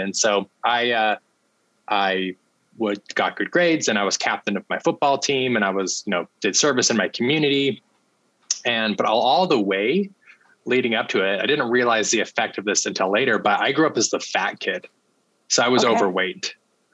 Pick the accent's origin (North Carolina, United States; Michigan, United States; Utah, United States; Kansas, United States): Utah, United States; Salt Lake City; I grew up in Salt Lake City, Utah. Okay. And born and raised there, loved my childhood